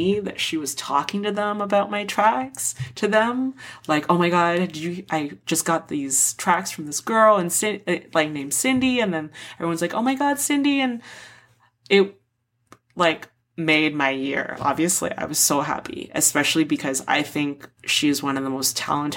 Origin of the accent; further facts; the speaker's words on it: Toronto, Ontario, Canada; I'm from Toronto